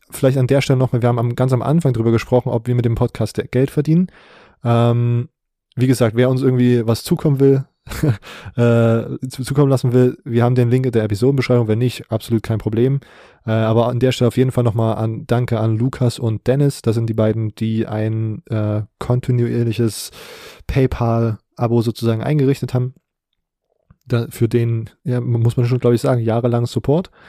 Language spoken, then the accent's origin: German; Baden-Württemberg, Germany; Ich bin Schwabe.